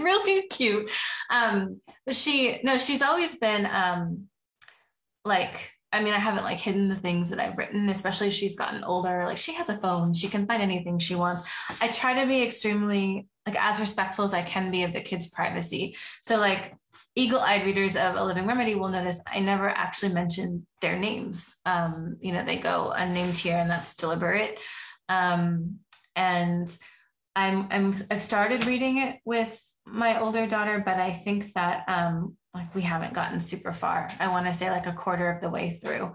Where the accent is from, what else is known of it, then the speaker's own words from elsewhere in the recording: Oregon, United States; I grew up in Oregon